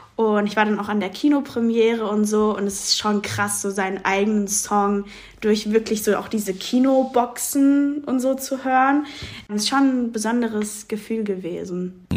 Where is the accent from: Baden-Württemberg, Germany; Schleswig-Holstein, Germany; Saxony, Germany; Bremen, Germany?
Baden-Württemberg, Germany; Mannheim; ich bin in Mannheim auch groß geworden und aufgewachsen